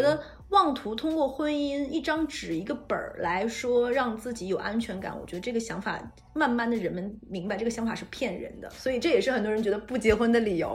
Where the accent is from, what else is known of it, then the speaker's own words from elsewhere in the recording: Northeast China, China; moved away; 可以直接说出我的家乡哈尔滨